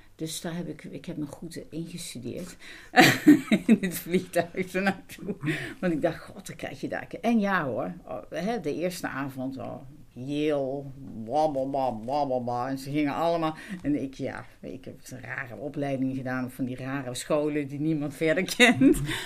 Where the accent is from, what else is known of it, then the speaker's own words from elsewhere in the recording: Netherlands; first language Dutch; ik ben Nederlander